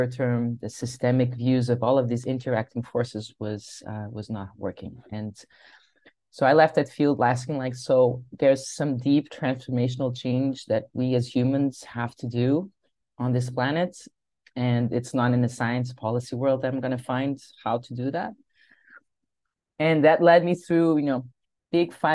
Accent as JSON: {"language": "English", "region": "Lisbon", "country": "Portugal", "said": "I am from Lisbon. That's where I am right now."}